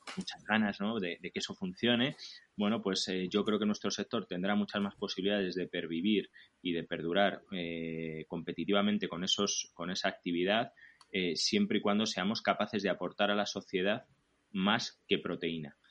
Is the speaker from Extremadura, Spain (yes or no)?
no; Nieva, Castile and León, Spain; participo en el Ayuntamiento de Nieva de mi pueblo como, como teniente alcalde